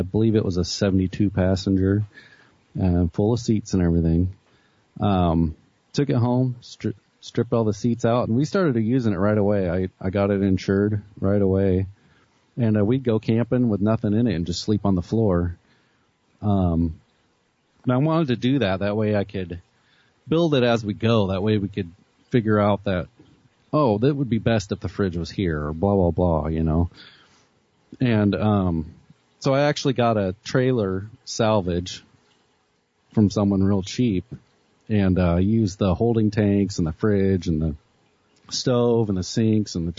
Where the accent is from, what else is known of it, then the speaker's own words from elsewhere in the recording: Arkansas, United States; moved away; my mom's cousin owns a trucking outfit there in my hometown